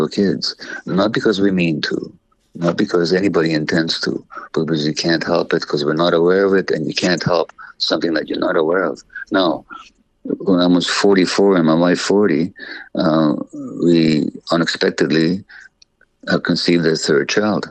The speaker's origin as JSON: {"language": "English", "region": "Budapest", "country": "Hungary", "tie": "born or raised there", "said": "I was born in January 1944 in Budapest, Hungary, to Jewish parents"}